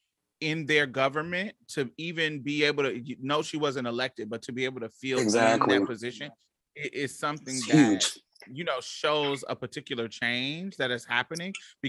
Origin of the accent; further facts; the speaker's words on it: United States; I have experienced very, very positive experiences in other countries, just based on the fact that I'm American.